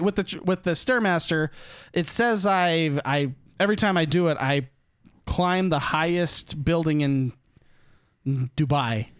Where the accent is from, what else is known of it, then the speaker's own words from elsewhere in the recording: Utah, United States; I grew up in Utah